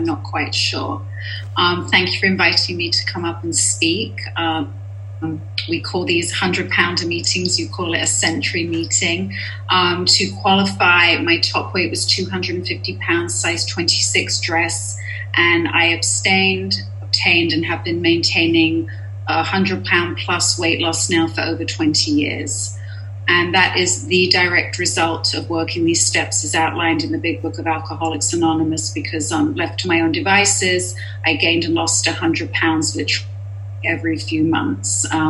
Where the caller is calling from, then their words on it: Los Angeles, California, United States; I'm a compulsive overeater, and I am here from Los Angeles.